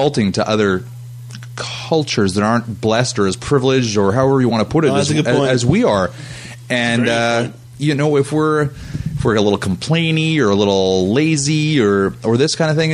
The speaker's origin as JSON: {"language": "English", "country": "Canada", "tie": "born or raised there", "also_born_or_lived": "Jasper, Alberta", "said": "I was born in Canada"}